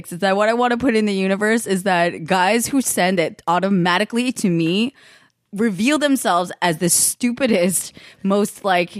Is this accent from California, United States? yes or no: yes; the Bay Area, California, United States; I'm from the Bay too, and it's just the same up there